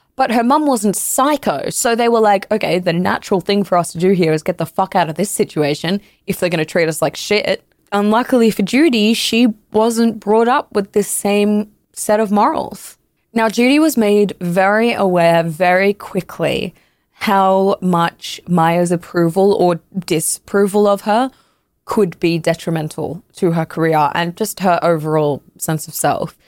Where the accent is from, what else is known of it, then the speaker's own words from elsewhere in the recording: Canada; I'm Canadian